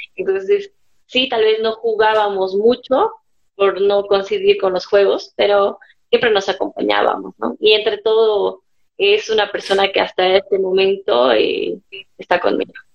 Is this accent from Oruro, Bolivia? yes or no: no; Cochabamba, Bolivia; nací en Cochabamba, tengo una hermana melliza